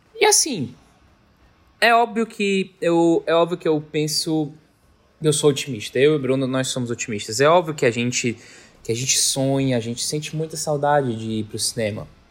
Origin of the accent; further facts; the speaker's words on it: Fortaleza, Ceará, Brazil; Nós somos cearenses, nós somos de Fortaleza.